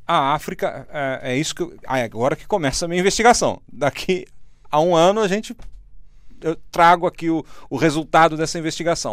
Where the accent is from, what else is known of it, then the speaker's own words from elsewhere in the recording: Brazil; eu sou brasileiro